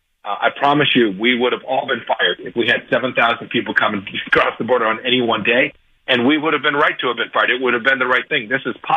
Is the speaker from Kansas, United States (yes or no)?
yes; Kansas, United States; I'm from Kansas.